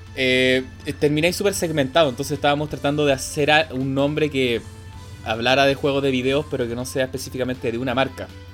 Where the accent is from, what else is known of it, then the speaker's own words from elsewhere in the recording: Santiago, Santiago Metropolitan Region, Chile; yo soy de Santiago